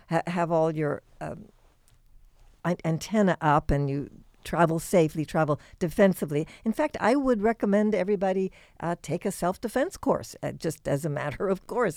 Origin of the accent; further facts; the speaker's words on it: Indiana, United States; I grew up in Indiana